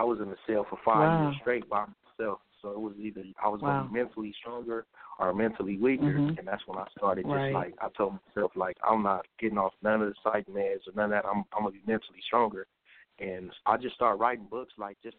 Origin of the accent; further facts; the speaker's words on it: Los Angeles, California, United States; I'm from Los Angeles, California.